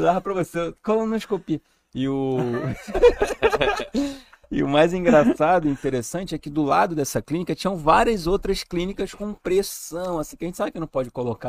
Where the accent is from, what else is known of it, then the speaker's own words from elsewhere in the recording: São Gonçalo, Rio de Janeiro, Brazil; moved away; Lá no Rio de Janeiro, eu sou de São Gonçalo, né, que é uma cidade ali depois da ponte, perto de Niterói